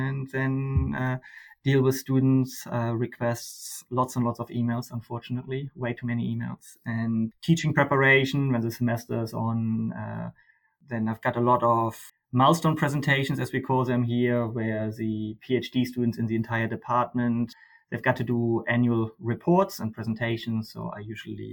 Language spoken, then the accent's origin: English; Germany; moved away as an adult; now in Australia; I grew up in Germany.